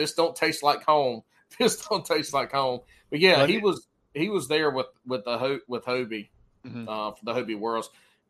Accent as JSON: {"language": "English", "region": "South Carolina", "country": "United States", "moved": "yes", "said": "Look, man, I'm from South Carolina."}